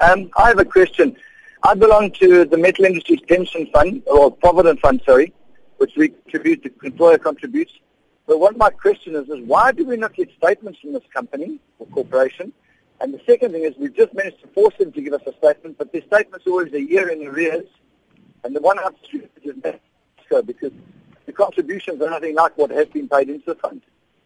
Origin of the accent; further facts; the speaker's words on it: Durban, KwaZulu-Natal, South Africa; this is a Durban-based, I'm from Durban, and I've been to regional offices